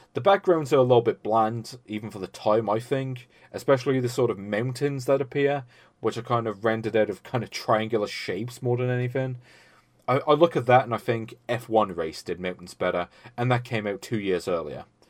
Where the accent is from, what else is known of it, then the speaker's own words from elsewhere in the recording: United Kingdom; I'm British